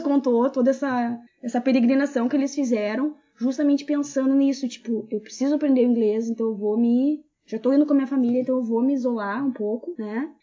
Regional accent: Brazil; now in Australia; eu como brasileiro brasileiro com brasileiro vai se entender sempre melhor

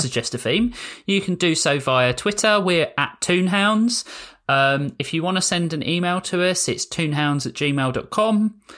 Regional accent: United Kingdom; I'm British

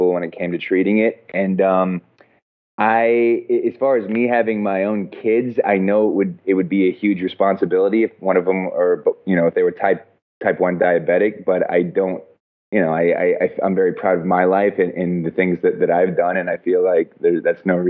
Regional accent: Colorado, United States; moved away as an adult; also born or lived in Alaska; now in Los Angeles, United States; I was born in Alaska and then grew up in Colorado

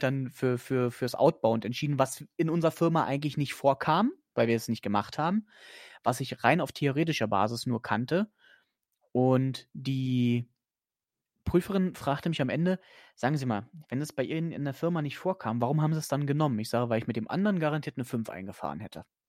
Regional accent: Germany; ich bin zwar in Deutschland geboren

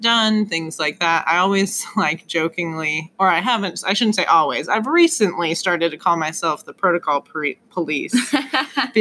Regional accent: Colorado, United States; moved away as an adult; now in Indiana, United States; I'm from Colorado originally

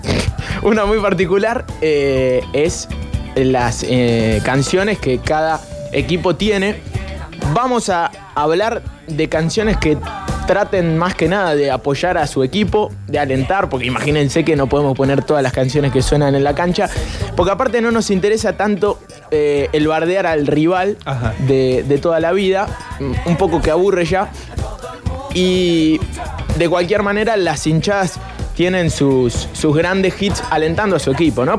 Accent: Mar del Plata, Buenos Aires Province, Argentina; yo soy de Mar del Plata, nací en Mar del Plata en realidad

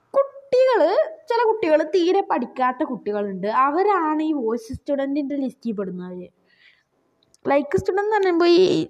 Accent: Wayanad, Kerala, India; ഞാൻ ശരിക്കും പറഞ്ഞാൽ ഞാൻ വയനാട്ടുകാരന് തന്നെയാണ്

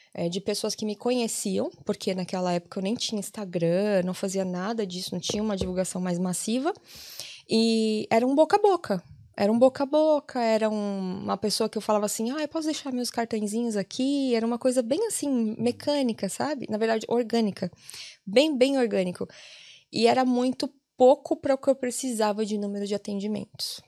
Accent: São Paulo, Brazil; moved away as an adult; now in Ireland; Eu sou de São Paulo

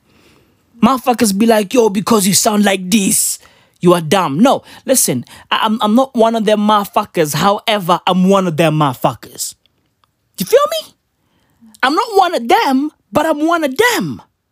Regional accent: Katlehong, Gauteng, South Africa; also born or lived in Vosloorus; I'm from the East Rand of Johannesburg. I was born and raised in Katlehong. Born and raised in Vosloorus, basically Katoras.

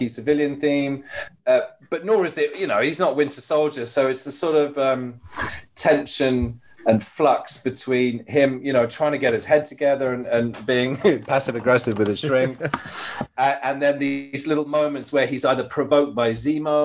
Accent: United Kingdom; I'm British

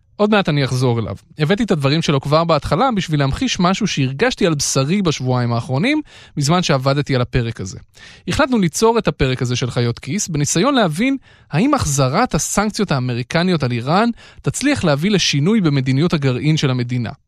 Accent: Israel; ישראלים כמוני שנולדו אחרי המהפכה

